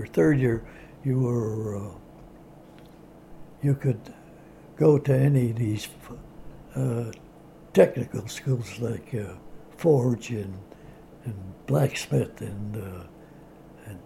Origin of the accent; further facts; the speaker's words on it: Chicago, Illinois, United States; I was born in Bridgeport, which was about 2 miles, about 2.5 miles from Comiskey Park